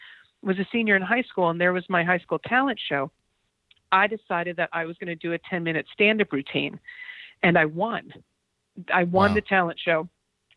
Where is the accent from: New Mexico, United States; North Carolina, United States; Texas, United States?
New Mexico, United States; I'm from New Mexico